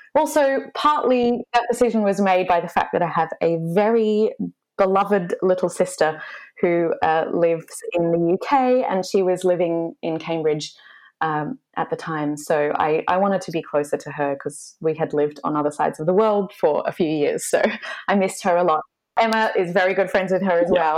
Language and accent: English; Australia; moved away as an adult; now in London, United Kingdom; I'm an Australian mezzo soprano. I'm based in London. Uh, I've been here for about six years